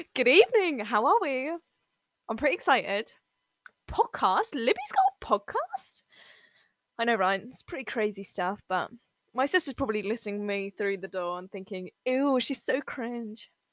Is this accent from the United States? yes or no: no; England, United Kingdom; I'm from England